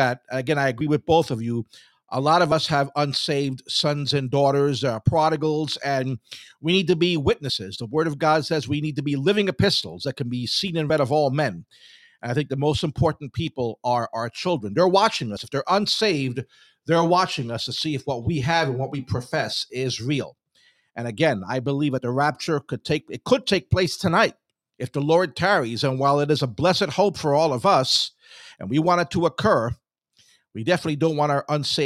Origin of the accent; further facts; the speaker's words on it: New York City, New York, United States; I was born and raised in the South Bronx